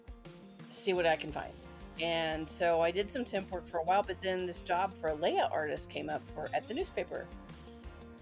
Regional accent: Kansas City, Missouri, United States; I was born in Kansas City, Missouri

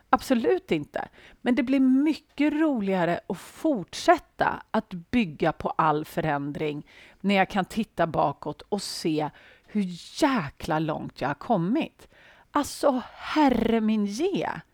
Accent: Sweden; Jag antar att jag är svensk

